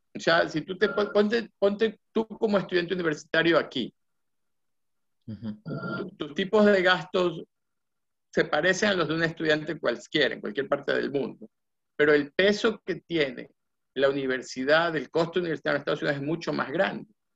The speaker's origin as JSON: {"language": "Spanish", "town": "Guayaquil", "region": "Guayas", "country": "Ecuador", "moved": "as an adult", "said": "me fui becado de Ecuador, me becó la universidad. Este, yo estoy aquí en el Colegio Eliseo Naval, en Guayaquil."}